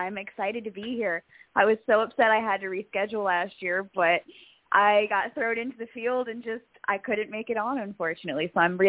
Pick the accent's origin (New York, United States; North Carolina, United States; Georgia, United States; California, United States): North Carolina, United States; Charlotte; You know, life was always interesting. You know, there was a lake, so in the summer, if you weren't at summer camp, you were somewhere on the lake.